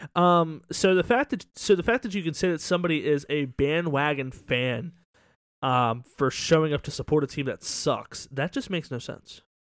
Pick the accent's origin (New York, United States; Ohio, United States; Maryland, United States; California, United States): Maryland, United States; I'm from Maryland.